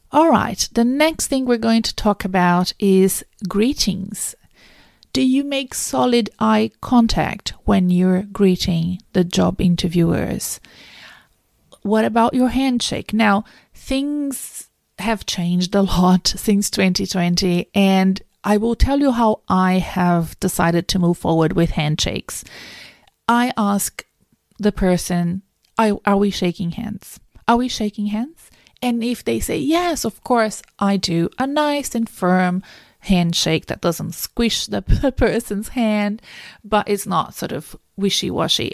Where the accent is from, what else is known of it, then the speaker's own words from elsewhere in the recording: Brazil; English is a second language; moved away as an adult; now in Melbourne, Australia; I wasn't born in Australia. I've been here for twenty years. I'm from South America. I'm from Brazil originally